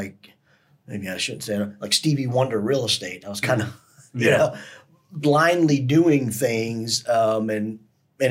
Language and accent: English; Cleveland, Ohio, United States; moved away; I'm from Cleveland, Ohio originally